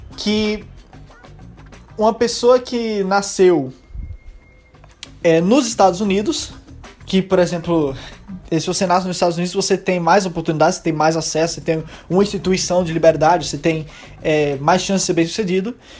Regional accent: Brazil; eu que nasci no Brasil

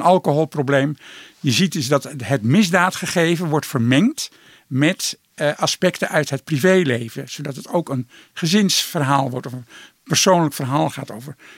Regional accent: Netherlands; wij een eigen cultuur hebben in Nederland

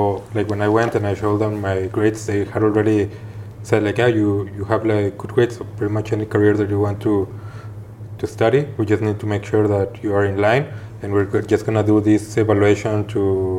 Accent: Guadalajara, Jalisco, Mexico; moved away as an adult; Well, I'm originally from Guadalajara, Mexico, the second largest city in Mexico. I lived there my whole life until I was 26 years old.

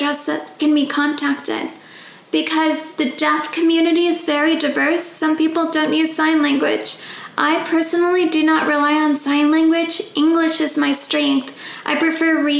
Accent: California, United States; I was born and raised in California

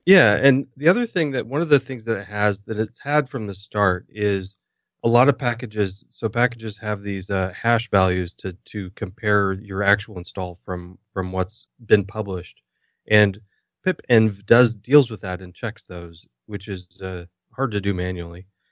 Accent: United States; being an American

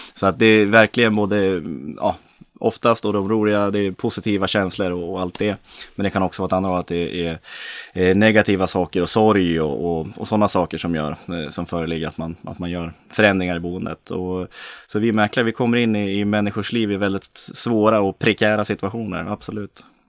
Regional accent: Östersund, Jämtland, Sweden; moved away; född och uppvuxen i Norrlands inland, Östersund.

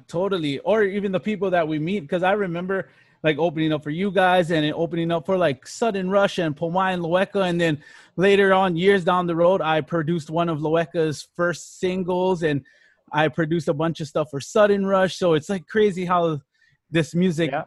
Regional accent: Hilo, Hawaii, United States; Born and raised, born and raised in Hilo, all around Hilo town

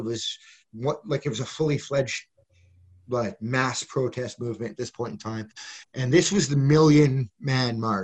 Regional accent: Western Canada, Canada; moved away as an adult; also born or lived in Ostrog, Ukraine / Lviv, Ukraine / Saskatoon, Saskatchewan / Alberta; now in Kyiv, Ukraine; I came from Western Canada.

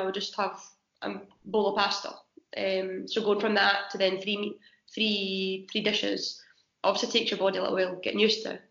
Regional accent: Scotland, United Kingdom; moved away; being Scottish and not eating salmon over here as well

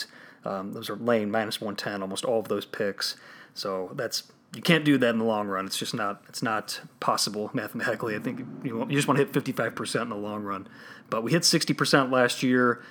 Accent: Chicago, Illinois, United States; my hometown Chicago Bears

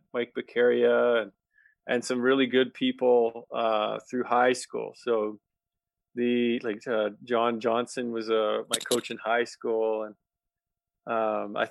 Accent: Red Deer, Alberta, Canada; also born or lived in Saskatoon, Saskatchewan; I grew up in Red Deer. I was born in Saskatoon.

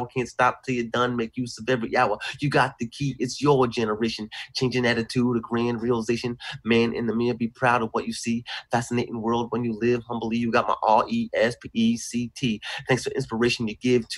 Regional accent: New York City, New York, United States; in schools in New York City, where I'm from

